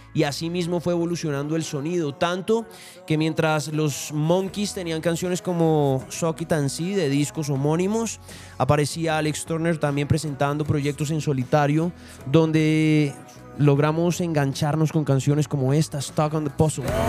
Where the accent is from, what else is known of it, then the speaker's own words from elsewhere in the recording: Colombia; vengo desde Colombia